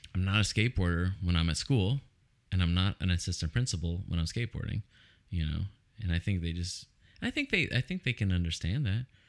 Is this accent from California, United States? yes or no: yes; Oceanside, California, United States; I grew up in Oceanside, which is very suburban